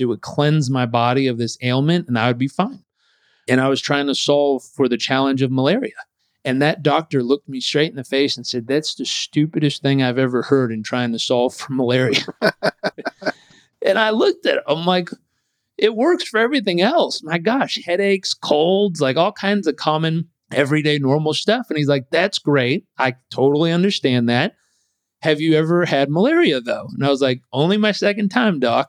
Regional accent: Southern California, United States; I grew up in Southern California

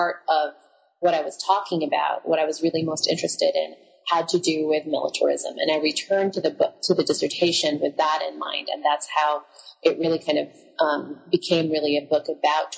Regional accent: Philippines; now in Hawaii, United States; growing up in the Philippines, because that's where I spent my childhood

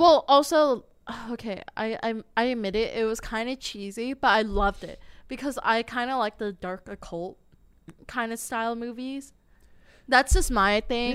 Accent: United States; English speakers in America

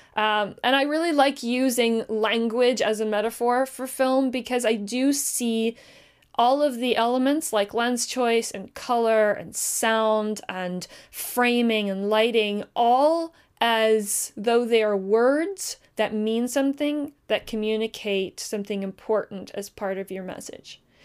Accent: Canada; We're Canadian

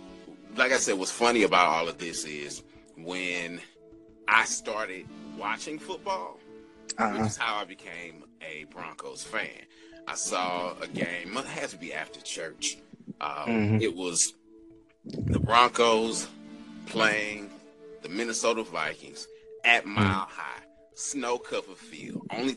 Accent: Nigeria; now in St. Louis, United States; And living in St. Louis, I could have gone one or two ways, been a Bears fan or a Chiefs fan. Being Nigerian, I should have been a Chiefs fan

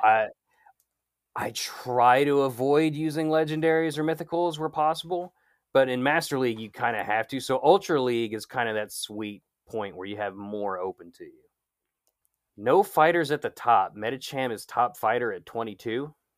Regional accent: United States; I'm from America

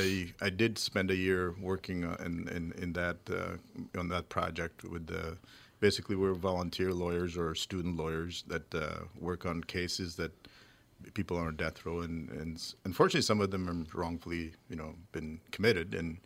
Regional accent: St. Paul, Minnesota, United States; I grew up in St. Paul.

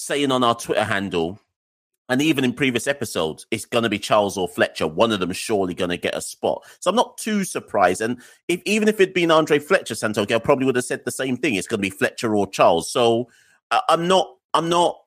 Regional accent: Jamaica; as a Jamaican

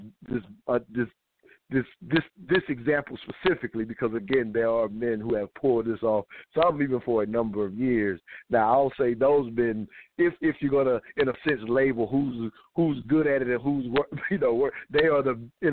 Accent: the South, United States; I'm from the South.

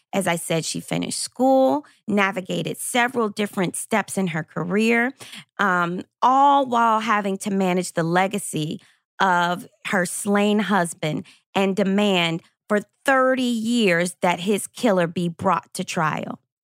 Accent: Lexington, Kentucky, United States; I was a senior high school student growing up in Lexington, Kentucky

